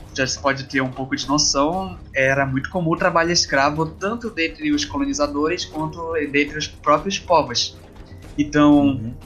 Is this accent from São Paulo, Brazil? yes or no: no; Pará, Brazil; sou brasileiro, sou paraense, como a maioria que estamos aqui